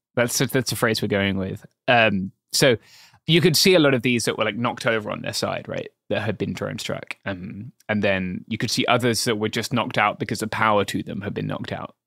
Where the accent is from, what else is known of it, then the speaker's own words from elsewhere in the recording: England, United Kingdom; as a Englishman